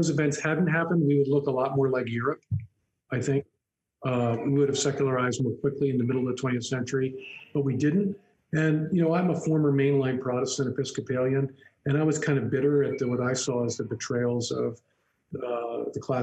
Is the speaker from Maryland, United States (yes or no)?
yes; Baltimore, Maryland, United States; when I was a kid growing up in Baltimore, Maryland in the 60s and 70s